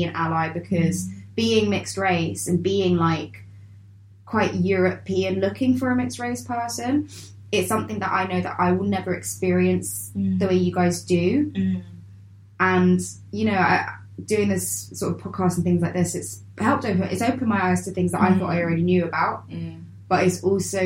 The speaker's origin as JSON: {"language": "English", "region": "London", "country": "United Kingdom", "tie": "born or raised there", "said": "I grew up in Lambeth"}